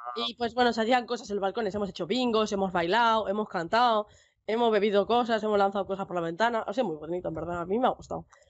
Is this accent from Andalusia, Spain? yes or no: no; Basque Country, Spain; País Vasco, estoy al norte de España